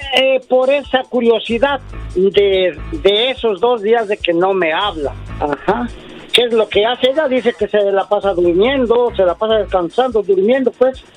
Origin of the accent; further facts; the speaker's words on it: Puebla, Mexico; yo soy de México, del estado de Puebla.